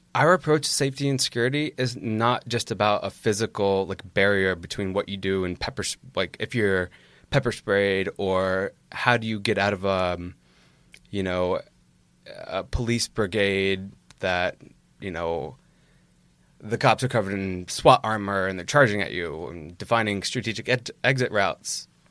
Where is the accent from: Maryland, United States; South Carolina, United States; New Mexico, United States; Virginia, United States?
Virginia, United States; moved away as an adult; now in New York, United States; I hail from Virginia and have been a New York resident for about six years.